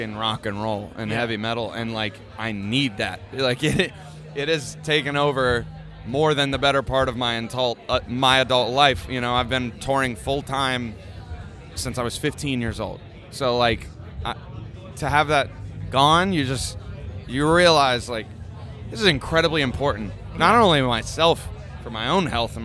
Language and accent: English; Columbus, Ohio, United States; Columbus, Ohio, my hometown